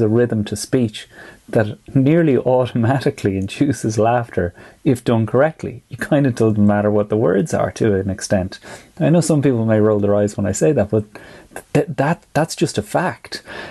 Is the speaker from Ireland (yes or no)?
yes; the Curragh, County Kildare, Ireland; I grew up on the Curragh